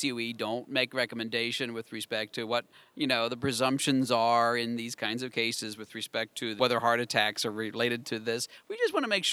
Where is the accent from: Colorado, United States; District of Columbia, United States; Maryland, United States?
Maryland, United States; moved away as an adult; now in North Carolina, United States; my home state, well, I'm in North Carolina now, but I used to be in Maryland